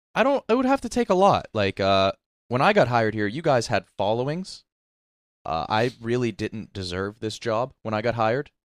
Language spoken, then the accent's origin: English; Wheeling, West Virginia, United States; born or raised there; moved away